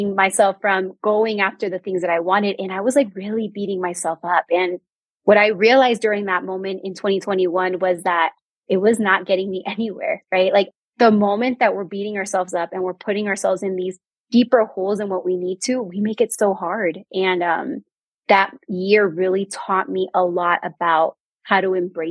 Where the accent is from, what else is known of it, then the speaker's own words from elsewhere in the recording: Bay Area, California, United States; moved away as an adult; now in New Mexico, United States; I am a Bay Area native